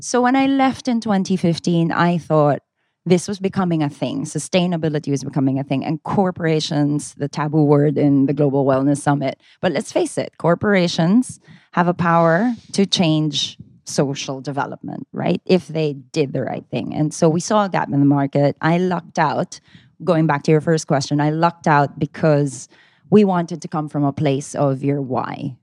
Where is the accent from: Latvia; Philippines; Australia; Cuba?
Philippines; I'm Filipina